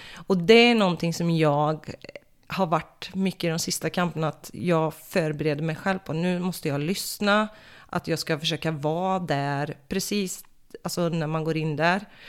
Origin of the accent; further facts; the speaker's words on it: Floby, Västra Götaland, Sweden; moved away as an adult; also born or lived in Falköping / Oslo, Norway; från början så kommer jag faktiskt från Floby